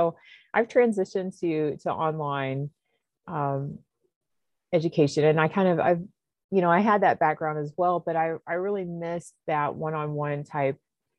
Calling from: North Carolina, United States; The mountains of Western North Carolina in the United States.

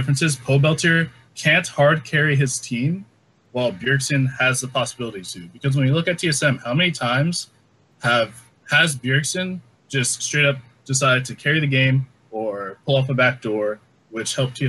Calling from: Jersey City, New Jersey, United States; I'm calling from Jersey City, New Jersey, in the United States.

